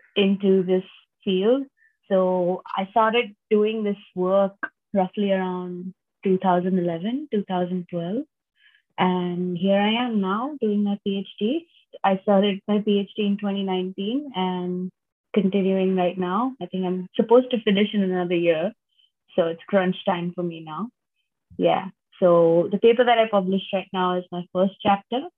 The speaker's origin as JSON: {"language": "English", "town": "Mumbai", "region": "Maharashtra", "country": "India", "said": "I'm from Mumbai originally. Um, that's on the west coast of India"}